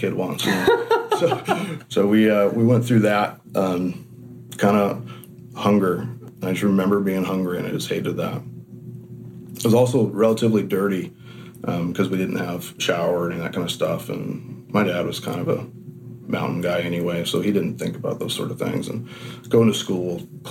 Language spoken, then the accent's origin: English; Washington, United States; I was born in Washington State. I've never lived anywhere else